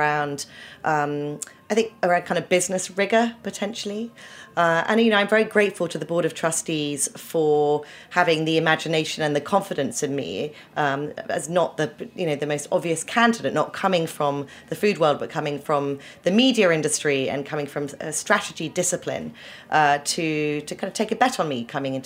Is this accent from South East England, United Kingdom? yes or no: yes; Winchester, South East England, United Kingdom; moved away as an adult; also born or lived in Oxford; now in New York, United States; I was born in Oxford, but grew up in a very beautiful historical town called Winchester in the south of England.